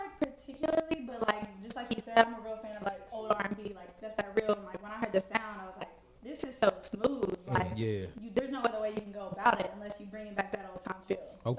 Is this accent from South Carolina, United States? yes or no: no; Berea, Kentucky, United States; moved away as an adult; now in Lexington, United States; So, I'm not from there, but that's where I live. I've been there the past, like, 4 years now. But I'm from Kentucky, just small town.